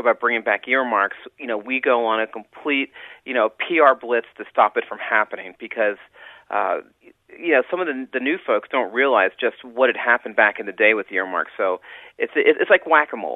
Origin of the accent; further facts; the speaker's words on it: Philadelphia, Pennsylvania, United States; moved away; also born or lived in Washington, D.C.; I came originally from Philadelphia